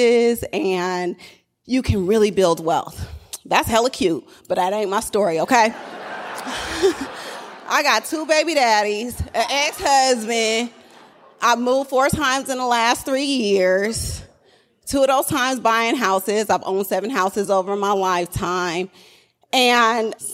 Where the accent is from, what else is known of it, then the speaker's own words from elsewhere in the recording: Oakland, California, United States; I'm really from Oakland